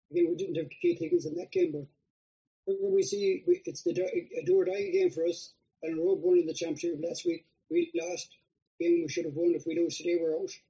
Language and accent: English; Mayo, Connacht, Ireland; I'm from Mayo.